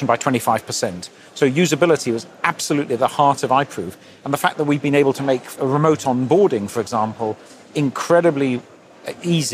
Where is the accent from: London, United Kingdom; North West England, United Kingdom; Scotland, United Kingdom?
London, United Kingdom; I was born and brought up in London